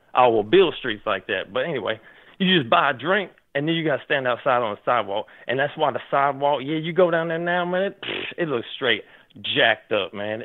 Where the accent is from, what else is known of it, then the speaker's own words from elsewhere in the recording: Nashville, Tennessee, United States; I've been born and raised in Nashville, Tennessee when I was a kid